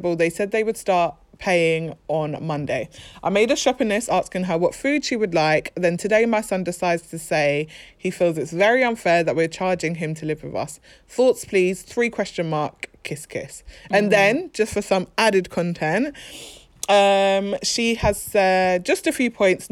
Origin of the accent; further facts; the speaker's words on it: London, United Kingdom; We are just from South London?